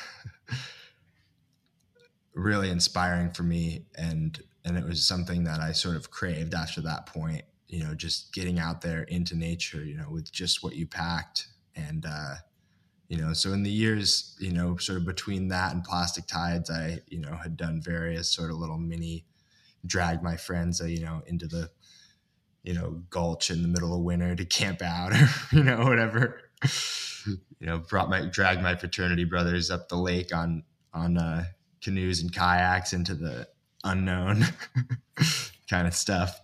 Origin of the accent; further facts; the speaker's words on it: Ithaca, New York, United States; I grew up in Ithaca, New York, which is landlocked